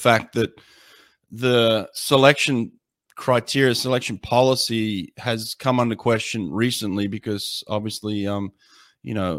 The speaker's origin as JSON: {"language": "English", "country": "Australia", "tie": "born or raised there", "said": "I grew up in Australia"}